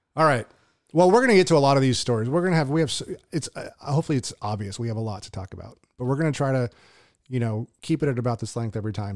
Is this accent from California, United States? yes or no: yes; Southern California, United States; moved away as an adult; also born or lived in Hawaii; now in Tulare, United States; I was from Southern California